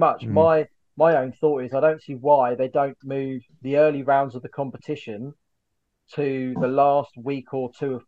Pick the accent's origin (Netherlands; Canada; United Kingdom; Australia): United Kingdom; Kent, South East England; When I was growing up in Kent